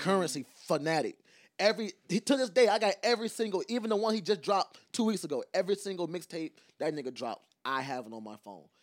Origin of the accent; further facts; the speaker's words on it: Savannah, Georgia, United States; I'm from Savannah